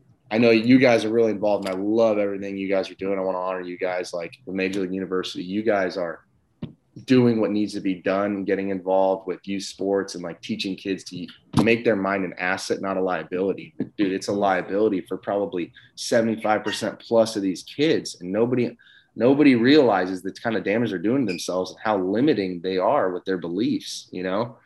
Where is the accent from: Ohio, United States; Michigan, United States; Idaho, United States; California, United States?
California, United States; Southern; I'm from Southern California